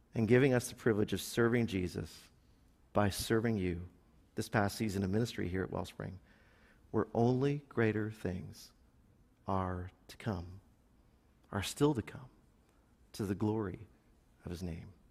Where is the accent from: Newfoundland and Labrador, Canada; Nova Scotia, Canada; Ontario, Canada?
Ontario, Canada; Milton; now in Burlington, Canada; I grew up in Milton